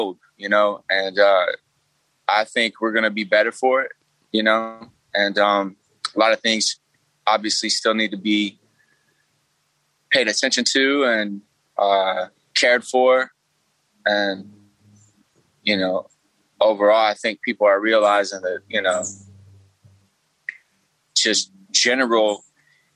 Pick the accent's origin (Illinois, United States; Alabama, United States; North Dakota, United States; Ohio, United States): Alabama, United States; I'm from Alabama, the heart of it